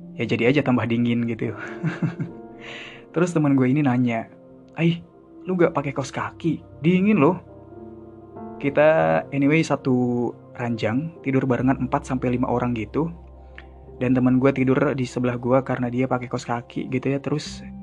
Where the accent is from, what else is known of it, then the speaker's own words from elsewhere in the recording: Sunda, Indonesia; gue orang Sunda